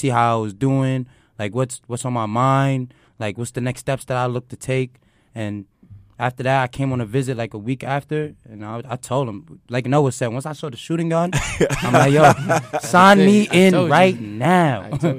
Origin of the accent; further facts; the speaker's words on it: New York City, New York, United States; Brooklyn, New York, baby.